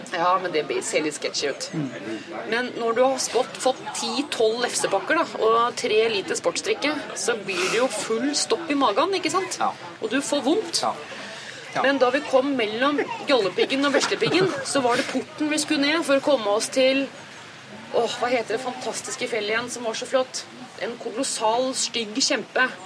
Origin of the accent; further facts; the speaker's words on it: Sørum, Akershus, Norway; now in Oslo, Norway; jeg er oppvokst i Sørums eh, grønne, dype skoger